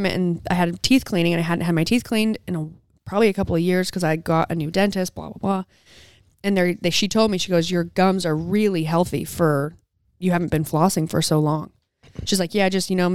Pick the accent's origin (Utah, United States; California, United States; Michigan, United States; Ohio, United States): Utah, United States; Southern; moved away; I'm from Southern Utah